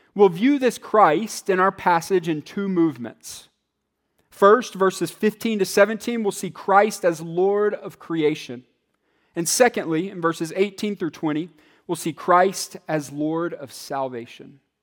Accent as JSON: {"language": "English", "town": "Atlanta", "region": "Georgia", "country": "United States", "tie": "born or raised there", "said": "me and other kids growing up in Atlanta"}